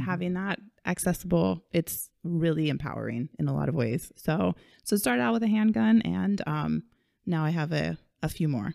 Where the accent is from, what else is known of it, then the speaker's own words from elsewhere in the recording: Kailua, Hawaii, United States; we grew up in Kailua. We grew up in Hawaii